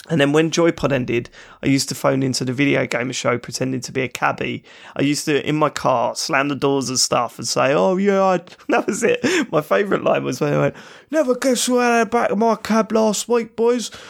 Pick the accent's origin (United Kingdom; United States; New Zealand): United Kingdom; London; accent: South London; I'm not Cockney. It's not a Cockney accent. That's East London. I'm South London.